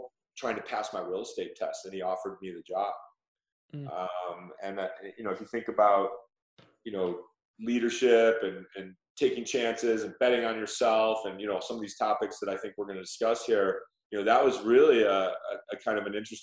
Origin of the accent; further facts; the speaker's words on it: Chicago, Illinois, United States; I grew up in Chicago